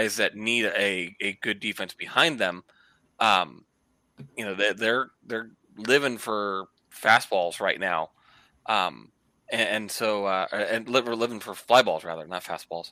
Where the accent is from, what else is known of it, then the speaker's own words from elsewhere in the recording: Youngstown, Ohio, United States; I've been in Trouble Mahoning, Columbiana County area most of my life